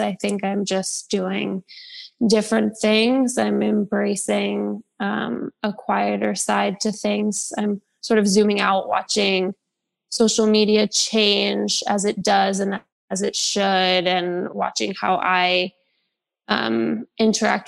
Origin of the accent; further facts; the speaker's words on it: New York, United States; I'm from New York, so I've experienced the city change quite a bit